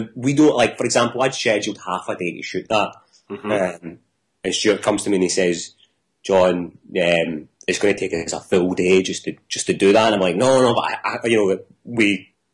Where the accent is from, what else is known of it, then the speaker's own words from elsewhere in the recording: Coatbridge, Scotland, United Kingdom; I'm from Coatbridge